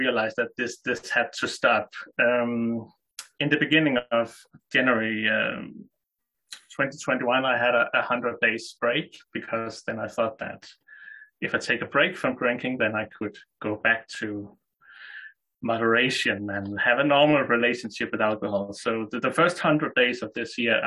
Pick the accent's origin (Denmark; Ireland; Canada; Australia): Denmark; I'm 30 years old from Denmark.